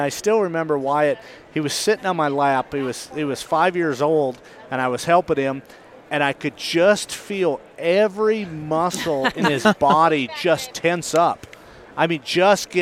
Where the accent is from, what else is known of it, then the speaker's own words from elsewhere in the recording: Great Falls, Montana, United States; I grew up in Montana, just outside of Great Falls, and we currently live in a little town called Belt